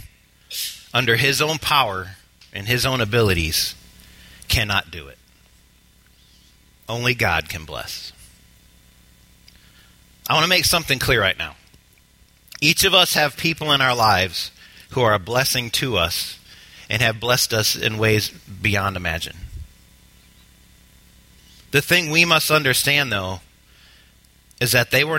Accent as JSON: {"language": "English", "country": "United States", "said": "We as the American church"}